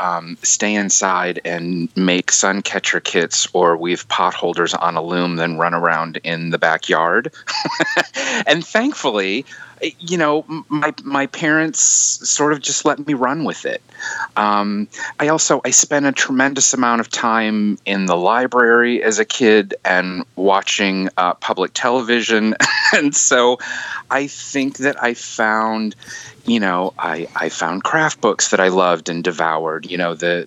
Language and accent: English; Michigan, United States; I grew up in Michigan.